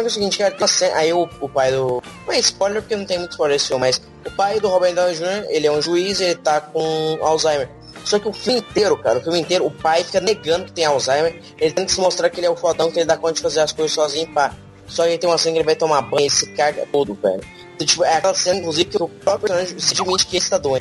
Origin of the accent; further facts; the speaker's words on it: Goiás, Brazil; eu sou de Goiás